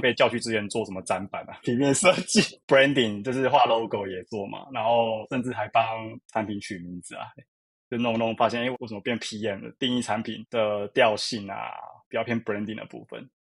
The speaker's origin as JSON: {"language": "Chinese", "region": "Kaohsiung", "country": "Taiwan", "moved": "yes", "lives_now": "Taipei, Taiwan", "said": "我是北漂族，其实我是高雄人"}